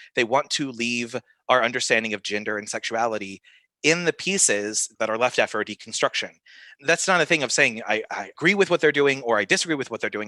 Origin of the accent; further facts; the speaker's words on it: the South, United States; I grew up in the South